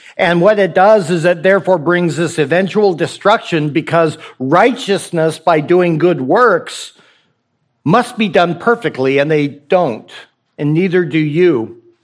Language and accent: English; the West, United States; also born or lived in Rocky Mountains; I'm from the West